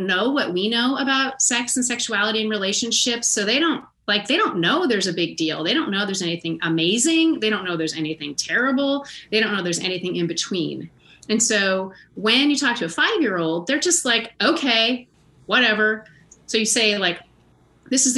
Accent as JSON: {"language": "English", "country": "United States", "said": "As an American and a white chick and a middle-class chick"}